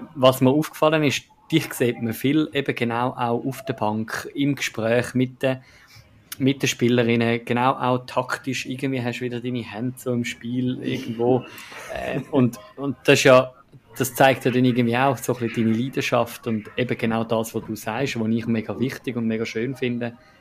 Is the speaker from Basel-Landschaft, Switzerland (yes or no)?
no; Zurich / Eastern Switzerland, Switzerland; ich als, als äh, Zürcher und Ostschweizer